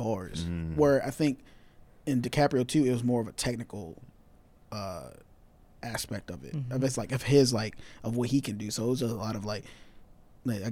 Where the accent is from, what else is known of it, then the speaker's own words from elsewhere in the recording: Atlanta, Georgia, United States; I'm just from Atlanta